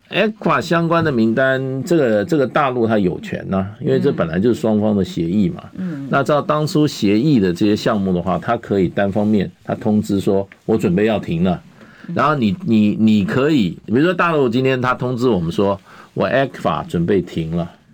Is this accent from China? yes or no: no; Taiwan; 那是不是要把我们台湾人，所有台湾的未来